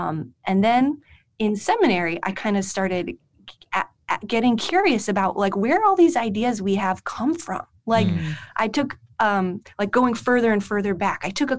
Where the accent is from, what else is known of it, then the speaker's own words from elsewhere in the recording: New Jersey, United States; also born or lived in Heidelberg, Germany; now in Holland, Michigan, United States; I'm not from the Midwest. Mm. I'm from New Jersey. So culturally, this is quite different for me.